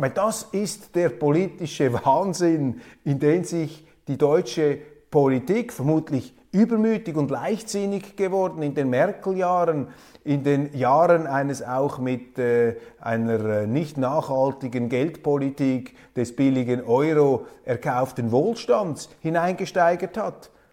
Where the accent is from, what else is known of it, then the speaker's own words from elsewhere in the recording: Switzerland; Als Schweizer